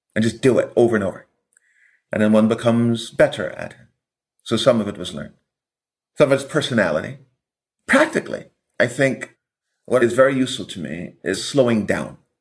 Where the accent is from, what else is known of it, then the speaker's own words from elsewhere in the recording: Buxton, Demerara-Mahaica, Guyana; now in United States; Buxton is the village, is where I began my education